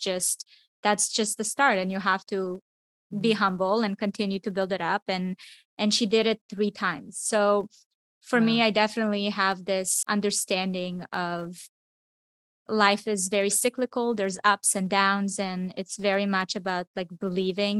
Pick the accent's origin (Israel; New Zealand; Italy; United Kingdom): Israel; moved away; also born or lived in Miami; I grew up in Israel. It's a small town.